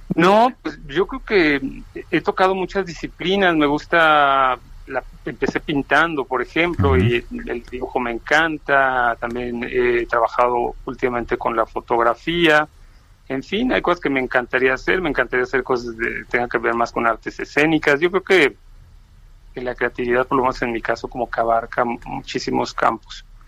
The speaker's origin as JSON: {"language": "Spanish", "region": "Mexico City", "country": "Mexico", "tie": "born or raised there", "also_born_or_lived": "Uruapan, Michoacán"}